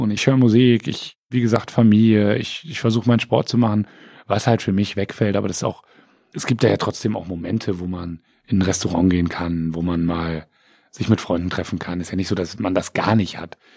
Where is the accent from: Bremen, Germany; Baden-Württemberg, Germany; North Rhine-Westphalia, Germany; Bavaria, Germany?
Bremen, Germany; born or raised there; also born or lived in Siegen / Wiesbaden area